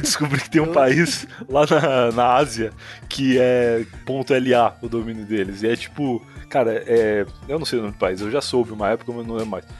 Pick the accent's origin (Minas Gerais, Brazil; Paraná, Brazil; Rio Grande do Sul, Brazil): Rio Grande do Sul, Brazil; Rio Grande; moved away as an adult; now in Osasco, Brazil; eu sou gaúcho lá do sul do Rio Grande do Sul, a cidade de Rio Grande e moro em São Paulo, mas precisamente em Osasco, já há uns bons cinco anos